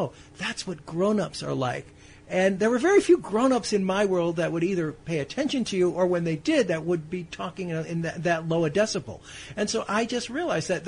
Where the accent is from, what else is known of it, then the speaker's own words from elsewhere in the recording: Chicago, Illinois, United States; moved away; When I grew up in Chicago